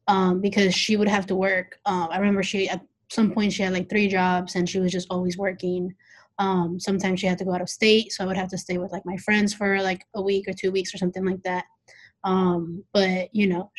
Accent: Mexico City, Mexico; now in Indianapolis, United States; yo soy del Distrito Federal de Mexico, so I'm from Mexico City.

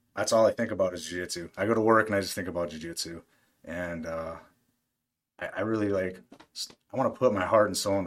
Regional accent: Aberdeen, South Dakota, United States; moved away as an adult; also born or lived in Brookings, South Dakota; now in Decatur, United States; I'm originally from Aberdeen. It's about 30,000 people.

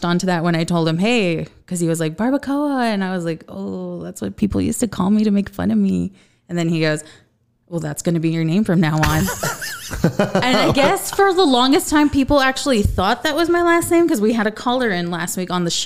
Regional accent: El Paso, Texas, United States; I was born in El Paso, raised in El Paso, grew up in the Northeast, and now I work on the West Side.

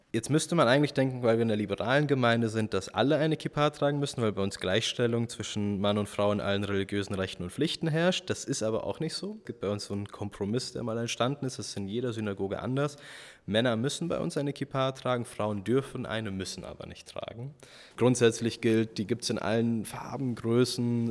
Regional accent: Germany; unsere Generation, wir sind jetzt aufgewachsen in Deutschland

